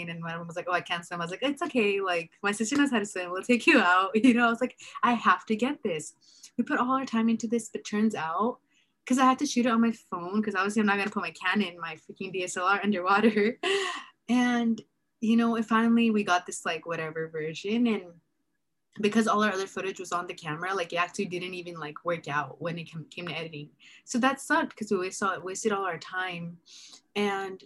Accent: Bakersfield, California, United States; I'm from Bakersfield

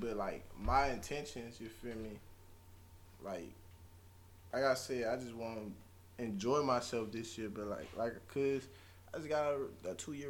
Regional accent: New Orleans, Louisiana, United States; I mean, me personally, I've been in Texas too long. Like, really, between Louisiana and Texas, you know, I came from New Orleans.

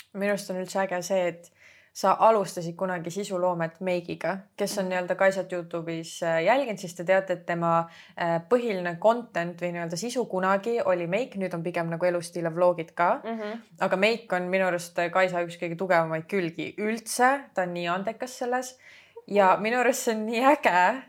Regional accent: Estonia; now in Tallinn, Estonia; põline maakas, kes tuli Tallinnasse tegelikult ma olen eluaeg käinud Tallinnas koolis

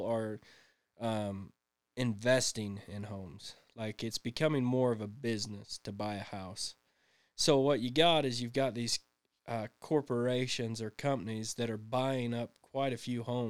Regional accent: Fayette, Utah, United States; moved away as an adult; also born or lived in Salt Lake City, Utah; now in Ephraim, United States; I grew up in Fayette, good old Fayette. Like, I'm a Fayette boy all the way through.

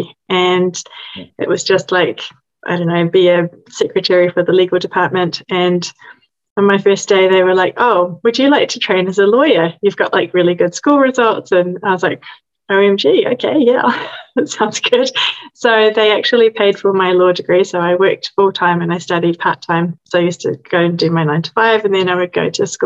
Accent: New Zealand; moved away as an adult; now in London, United Kingdom; I'm originally from New Zealand, and I moved to London almost 21 years ago

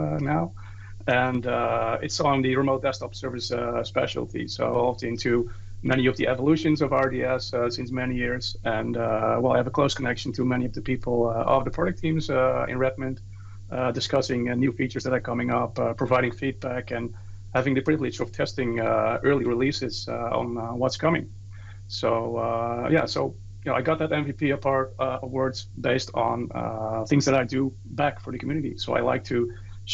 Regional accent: Netherlands; I'm from the Netherlands.

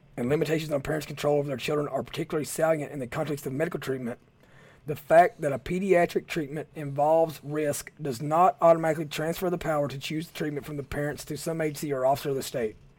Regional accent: Southeast Kentucky, United States; I'm from Southeast Kentucky

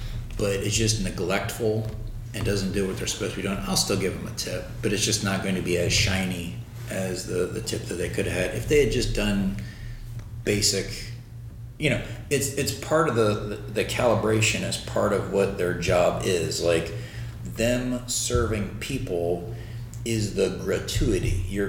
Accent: Baltimore, Maryland, United States; moved away as an adult; now in Lakeland, United States; Baltimore, Maryland, like the D.C. Baltimore area.

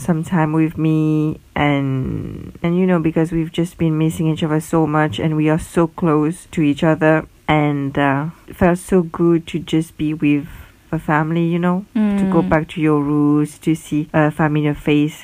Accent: Mauritius; now in Ireland; I am from Mauritius. And actually, my family is not from Mauritius, we are from another island

